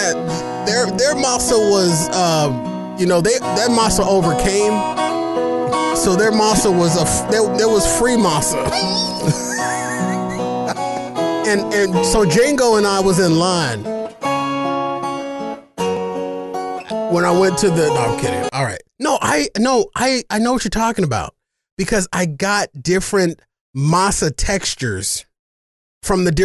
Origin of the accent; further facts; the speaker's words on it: Phoenix, Arizona, United States; I grew up in the Matthew Henson Projects and ate at the La Canasta at all times